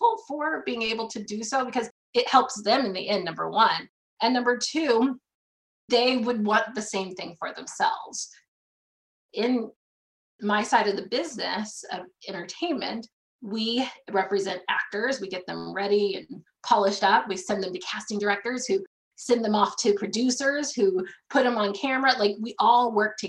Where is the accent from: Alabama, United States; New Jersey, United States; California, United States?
California, United States; Ventura County; I grew up in Ventura County, California.